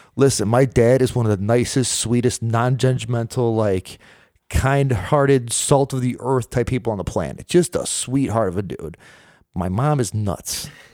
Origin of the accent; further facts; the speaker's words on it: Rochester, New York, United States; I was born and raised in Rochester, New York